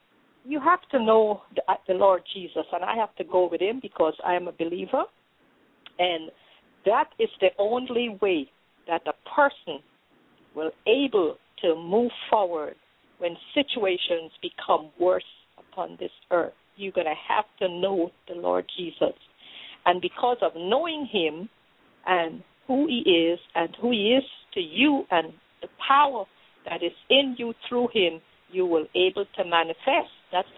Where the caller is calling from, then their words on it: Orlando, Florida, United States; I'm calling from Orlando